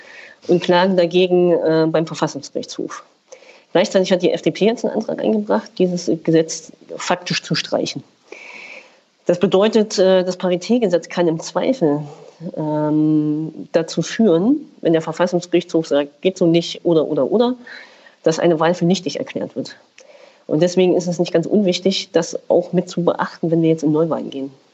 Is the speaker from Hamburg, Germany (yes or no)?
no; Thuringia, Germany; bei uns in Thüringen